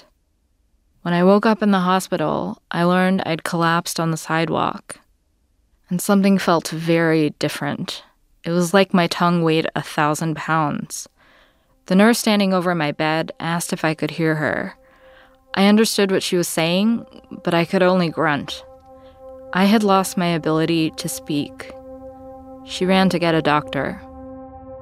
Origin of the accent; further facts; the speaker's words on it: New Orleans, Louisiana, United States; moved away; also born or lived in New York; When I was growing up in New Orleans